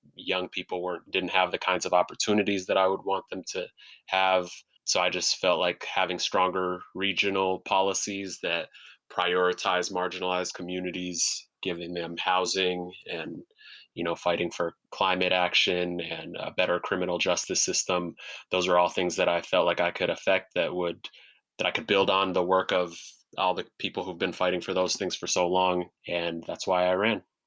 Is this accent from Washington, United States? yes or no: yes; Seattle, Washington, United States; also born or lived in Sudan / New York; I was raised in South Seattle in public housing in South Seattle, went to public schools in South Seattle